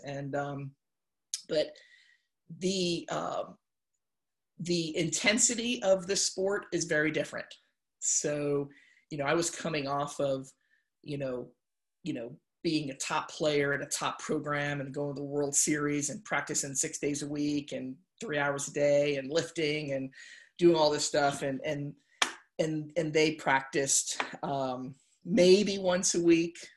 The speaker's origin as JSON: {"language": "English", "town": "Waterbury", "region": "Connecticut", "country": "United States", "tie": "born or raised there", "said": "I was born and raised in Waterbury, Connecticut"}